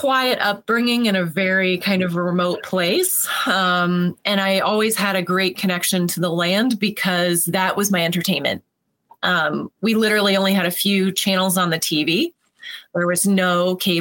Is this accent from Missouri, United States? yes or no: no; an hour south of Ottawa, New York, United States; 10 minutes south of the border, really an hour south of Ottawa, Canada